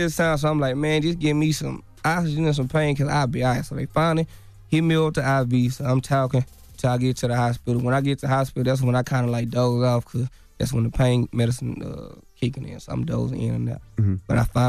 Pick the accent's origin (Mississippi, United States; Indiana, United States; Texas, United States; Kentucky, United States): Texas, United States; Dallas; Like, this ain't, like, I'm from Dallas. Like, I stay outside of Dallas somewhere.